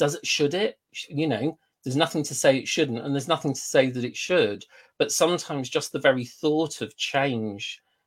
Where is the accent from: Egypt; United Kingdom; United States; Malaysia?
United Kingdom; we are British